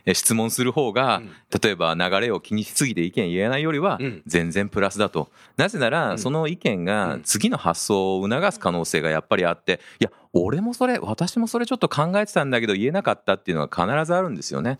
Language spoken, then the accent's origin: Japanese; Japan; also born or lived in United States; 日本で生まれ育った